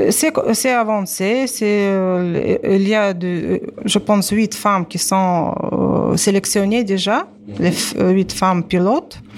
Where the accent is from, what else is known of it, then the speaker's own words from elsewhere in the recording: Tunisia; je parle en tant que Tunisienne